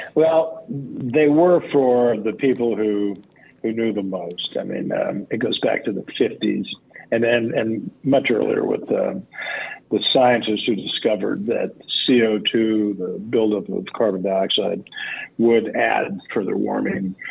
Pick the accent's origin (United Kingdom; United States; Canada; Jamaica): United States; Los Angeles, California; I grew up in Los Angeles